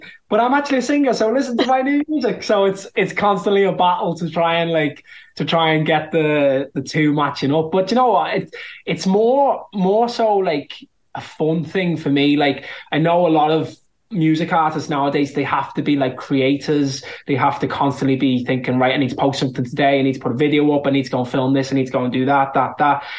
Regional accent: Liverpool, North West England, United Kingdom; accent: Scouse; I'm from Liverpool and I'm a Scouser

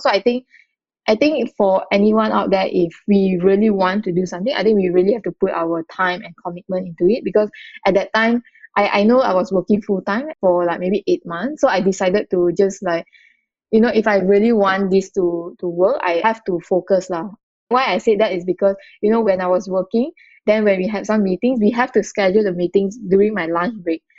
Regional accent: Malacca, Malaysia; moved away as an adult; now in Kuala Lumpur, Malaysia; I grew up in a in, in Malaysia in a very small town called Malacca

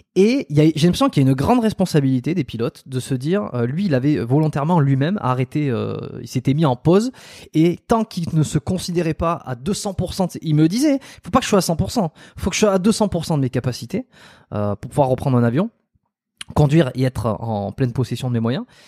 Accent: south-west France, France; je suis du Sud-Ouest

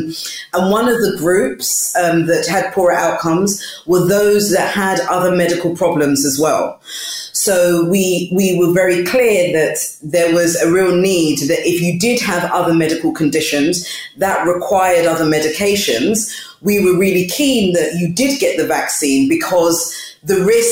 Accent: London, United Kingdom; I was born and bred in East London, but originally from Ghana

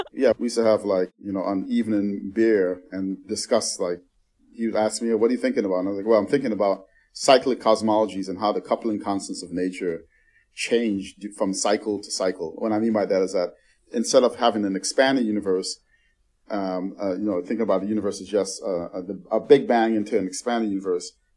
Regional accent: New York City, New York, United States; I grew up in the Bronx

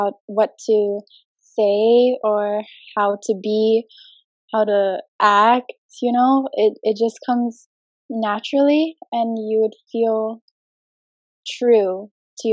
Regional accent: Jakarta, Indonesia; I'm half Indonesian. I'm half American. I was born and raised in Jakarta

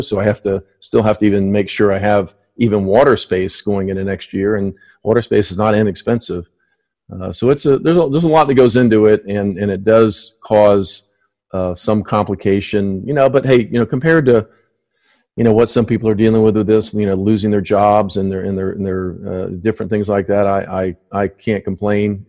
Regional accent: Miami, Florida, United States; moved away as an adult; I grew up in Miami

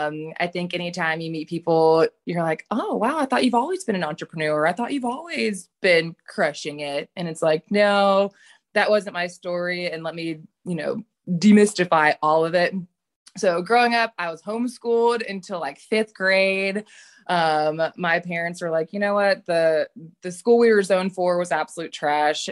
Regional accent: Charlotte, North Carolina, United States; moved away; I'm originally from Charlotte, North Carolina

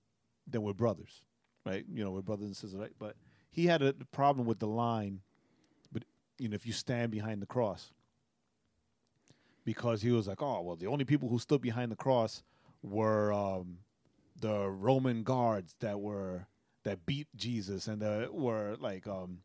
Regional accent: New York, United States; In Rehoboth, the church I grew up in New York, Rehoboth

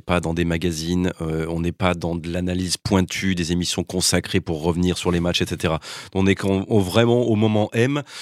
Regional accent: Lyon, Auvergne-Rhône-Alpes, France; Je suis lyonnais.

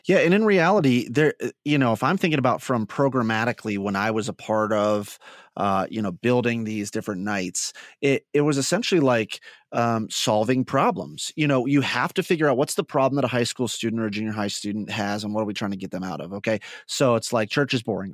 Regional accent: Midwest, United States; accent: Midwest; my Midwest just came out there a little bit.

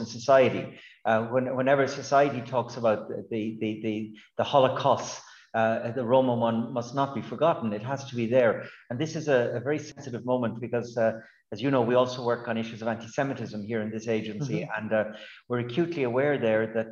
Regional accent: Galway, Connacht, Ireland; moved away; I grew up in Galway on the West Coast, surrounded by the travelling community

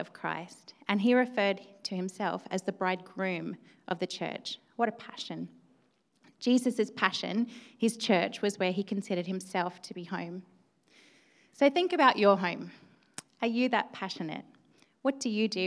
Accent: Australia; now in York, United Kingdom; I am an immigrant. Yes, I am Australian

